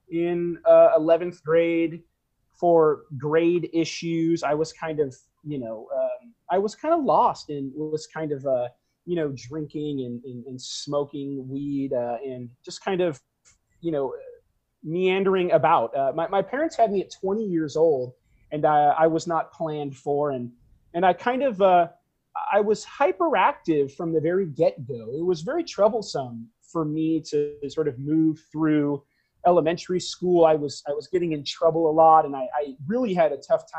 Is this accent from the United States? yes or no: yes; Garden Grove, California, United States; also born or lived in Long Beach, California; I was born in Long Beach, like I said, here in Los Angeles County. And I grew up in a city called West Garden Grove